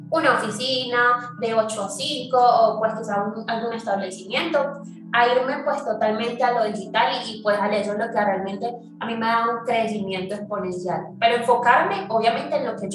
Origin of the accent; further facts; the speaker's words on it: Venezuela; now in Medellín, Colombia; nosotros que venimos de Venezuela